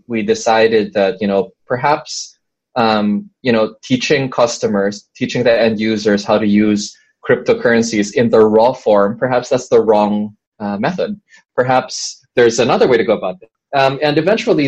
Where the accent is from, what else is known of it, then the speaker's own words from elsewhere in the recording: Philippines; I am from the Philippines